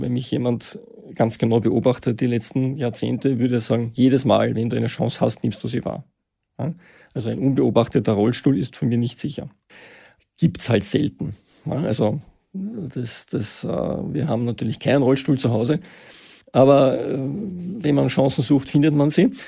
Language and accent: German; Vienna, Austria; Ich bin Mitte der 60er Jahre geboren in Wien, ähm, habe Schule und Studium in Wien absolviert